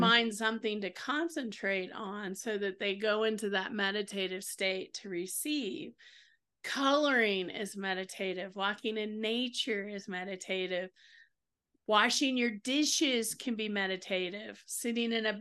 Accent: the South, United States; I'm from the South

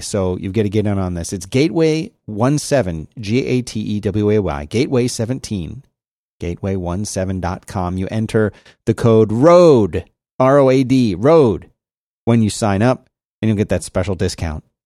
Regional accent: Philadelphia, Pennsylvania, United States; I grew up in Philadelphia

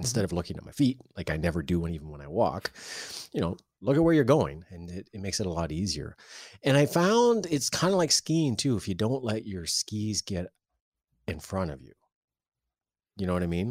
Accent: Canada; February is tough as a Canadian

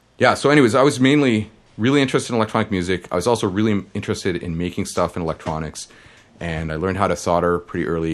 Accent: Toronto, Ontario, Canada; I grew up in suburbs of Toronto called Scarborough

